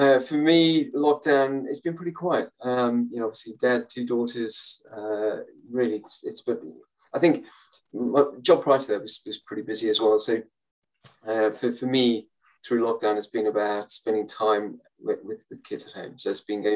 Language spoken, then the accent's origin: English; South Africa; moved away; I grew up in South Africa during apartheid.